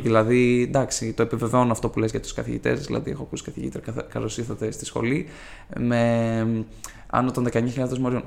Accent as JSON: {"language": "Greek", "town": "Ioannina", "region": "Epirus", "country": "Greece", "moved": "as an adult", "lives_now": "Athens, Greece", "said": "μια πόλη σίγουρα μικρότερη τη Αθήνα, α πούμε, που κατάγομαι, από τα Γιάννενα"}